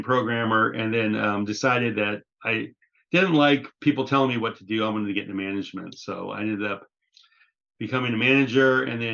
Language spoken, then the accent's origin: English; Southern California, United States; also born or lived in Seoul, South Korea; Born and raised in Southern California